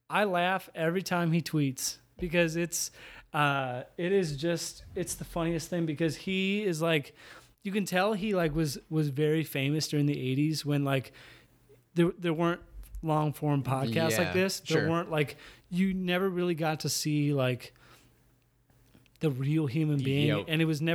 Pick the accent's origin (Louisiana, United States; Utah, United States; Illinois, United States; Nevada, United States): Utah, United States; I'm from Utah. We had the Olympics.